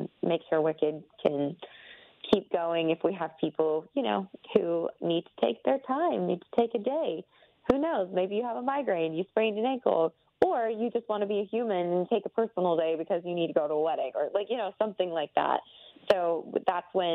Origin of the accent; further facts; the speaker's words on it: Athens, Georgia, United States; moved away as an adult; also born or lived in Atlanta, Georgia / New York City; I grew up in Athens, right outside of Atlanta